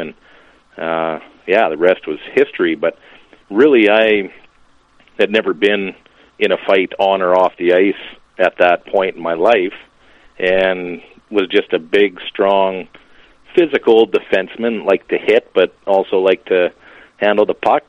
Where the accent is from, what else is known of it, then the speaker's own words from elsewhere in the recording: Lashburn, Saskatchewan, Canada; now in Lloydminster, Canada; I'm from Lashburn. Lashburn has a rink